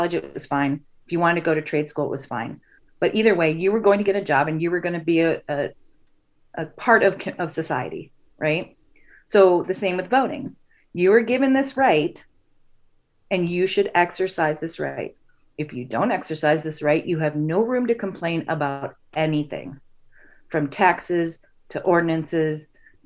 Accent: a small town outside of Cleveland, Ohio, United States; now in Nebraska, United States; I'm from a small town outside of Cleveland

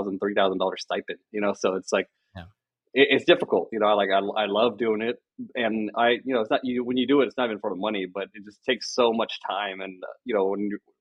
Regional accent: Bay Area, California, United States; My family were all Niner fans when I was growing up. We're from the Bay Area

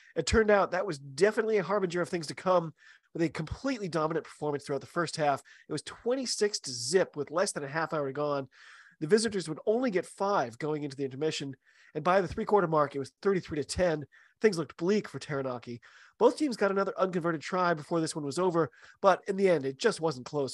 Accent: United States; I'm an American rugby fan

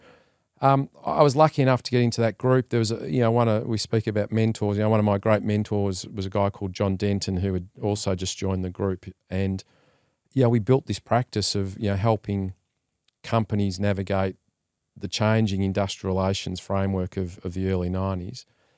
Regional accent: Melbourne, Victoria, Australia; Well, I grew up in Melbourne, as we were just talking about

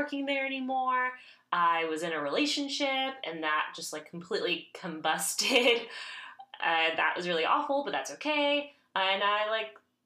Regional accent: Miami, Florida, United States; also born or lived in Brooklyn / Oakland; now in Minneapolis, United States; I grew up in Miami

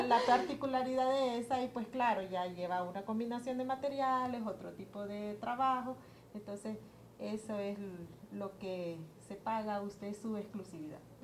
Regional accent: Honduras; nos ha sido un poco difícil como hondureños

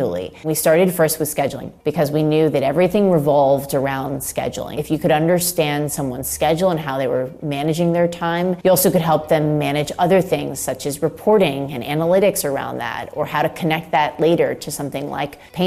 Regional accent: Florida, United States; I grew up in Florida

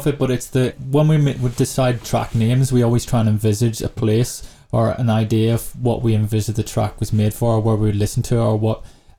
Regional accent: China; And for me, growing up in China, I was like, what? Someone's playing for 8 hours?

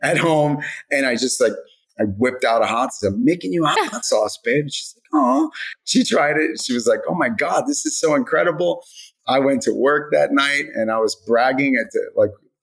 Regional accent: United States; I was raised in America

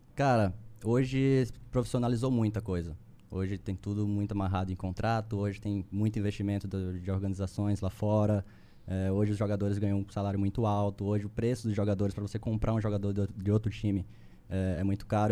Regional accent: Recife, Pernambuco, Brazil; moved away as an adult; also born or lived in São Paulo; Eu sou, eu sou de Recife, sou recifense

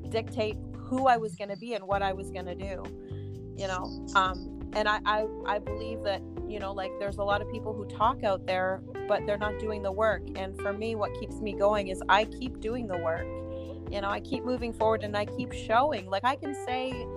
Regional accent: Burlington, Ontario, Canada; moved away; I'm originally from Burlington, Ontario, Canada. So that's where I was born and raised

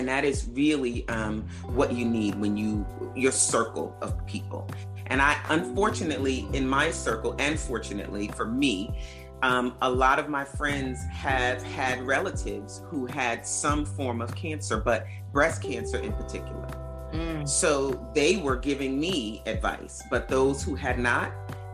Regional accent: New York, United States; now in New Jersey, United States; I'm from New York

